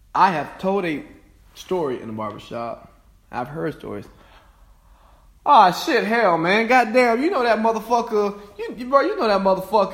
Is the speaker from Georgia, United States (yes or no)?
yes; Cartersville, Georgia, United States; my hometown of Cartersville, Georgia